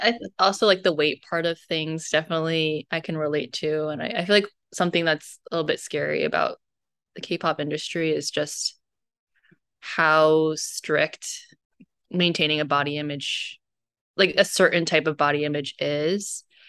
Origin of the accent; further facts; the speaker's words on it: United States; being Chinese American